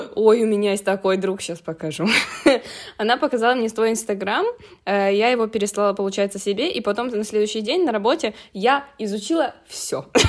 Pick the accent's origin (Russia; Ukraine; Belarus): Ukraine; я из Украины